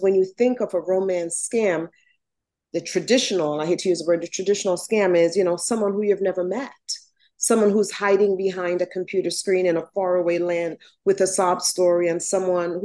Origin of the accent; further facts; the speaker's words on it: Jamaica; now in United States; So I was born in Jamaica, West Indies. I was raised by my grandmother and step-grandfather, and my parents were here in the States